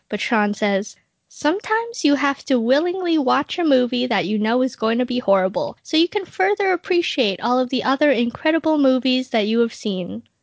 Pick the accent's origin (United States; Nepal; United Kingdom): United Kingdom; Wales; I'd say this offended me as a Welshman